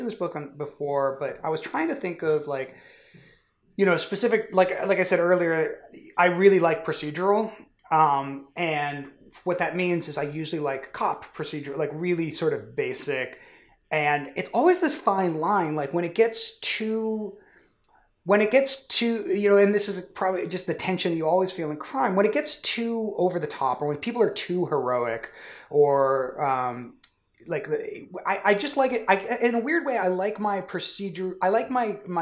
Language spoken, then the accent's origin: English; Northern California, United States; I grew up in Northern California in that era.